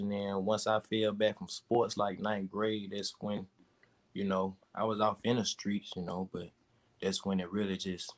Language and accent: English; Talladega, Alabama, United States; growing up in Talladega